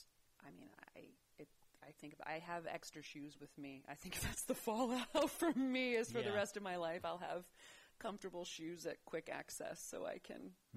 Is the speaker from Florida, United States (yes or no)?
yes; Siesta Key, Florida, United States; I grew up in Florida, Siesta Key, which is off the west coast of Florida.